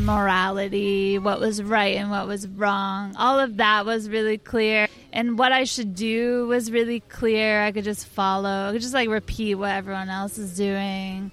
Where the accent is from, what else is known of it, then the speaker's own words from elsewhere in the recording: rural Washington State, United States; I grew up in Washington State, like oh. in rural Washington State.